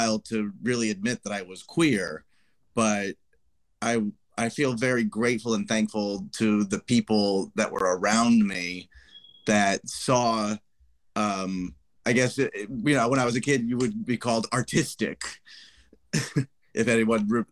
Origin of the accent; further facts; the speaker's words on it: Ohio, United States; now in New York, United States; I'm originally born and raised in Ohio